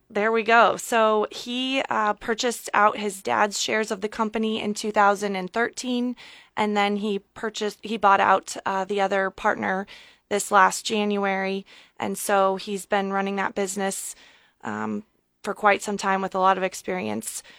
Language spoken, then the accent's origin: English; Columbus, Nebraska, United States; moved away as an adult; also born or lived in Omaha, Nebraska; now in Lincoln, United States; I am born and raised in Columbus, Nebraska.